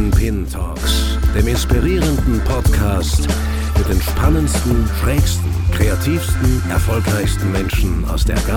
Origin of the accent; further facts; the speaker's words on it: Zurich, Switzerland; Ich bin in Zürich aufgewachsen, darum kenne ah, ich die Kronenhalle.